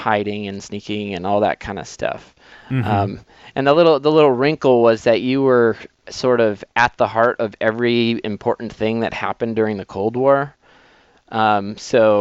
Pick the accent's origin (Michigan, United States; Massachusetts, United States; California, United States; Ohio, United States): Massachusetts, United States; moved away; I grew up in Massachusetts